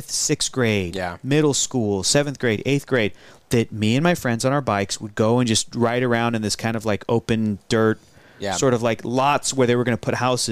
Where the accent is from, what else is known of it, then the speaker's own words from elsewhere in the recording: Southern California, United States; growing up in Southern California